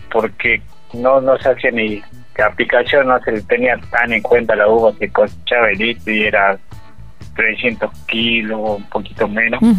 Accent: Cafayate, Salta, Argentina; Y bueno, eh, nosotros somos de aquí de Cafayate.

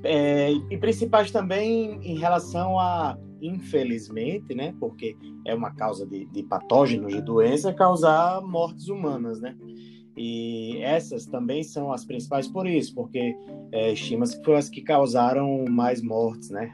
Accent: Rio Grande do Norte, Brazil; moved away; quando eu era criança que, que é, lá no Rio Grande do Norte, na minha terra

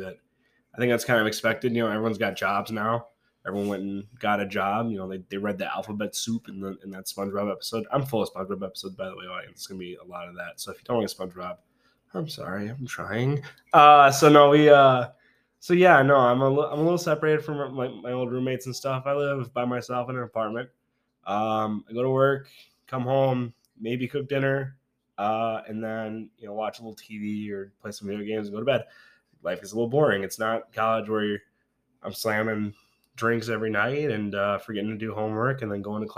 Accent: Green Bay, Wisconsin, United States; also born or lived in Whitewater, Wisconsin; now in Milwaukee, United States; I grew up in Green Bay

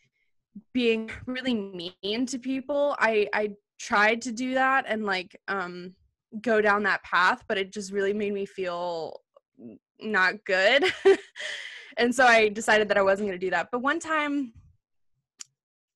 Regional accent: Alabama, United States; I grew up in Alabama

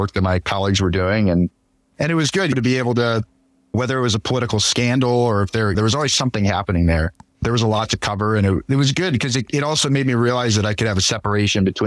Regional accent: St. Louis, Missouri, United States; moved away as an adult; also born or lived in Buffalo, New York; now in Minneapolis, United States; growing up in St. Louis and going to Mizzou

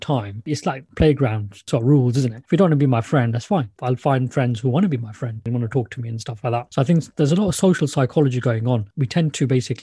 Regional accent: Luton, East of England, United Kingdom; I'm from Luton

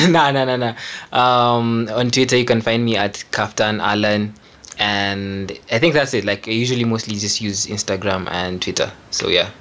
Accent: Kenya; I'm a Kenyan music producer. Uh, I'm based in Nairobi.

